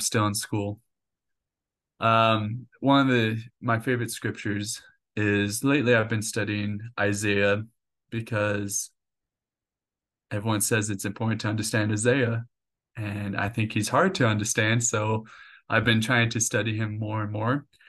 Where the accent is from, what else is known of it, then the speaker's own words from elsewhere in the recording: Puyallup, Washington, United States; moved away as an adult; also born or lived in Albuquerque, New Mexico; now in Orem, United States; I lived there for eighteen years all my life growing up there